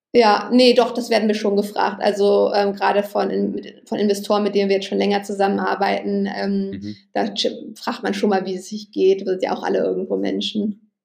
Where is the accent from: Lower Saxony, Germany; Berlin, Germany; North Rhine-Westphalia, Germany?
Berlin, Germany; Ich bin in Berlin aufgewachsen